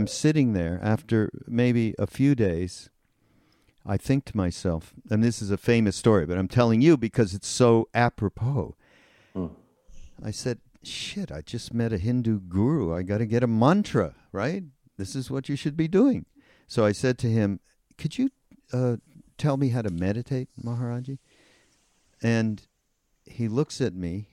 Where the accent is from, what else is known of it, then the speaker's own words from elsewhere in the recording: Montreal, Quebec, Canada; I grew up Jewish in Montreal. That's where I'm from